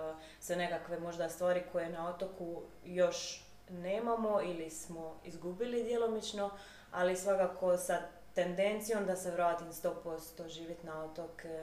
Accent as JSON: {"language": "Croatian", "town": "Lombarda", "region": "Dubrovnik-Neretva County", "country": "Croatia", "said": "znači, ja sam e, iz Lombarde i odlučila sam se kandidirati za načelnicu općine."}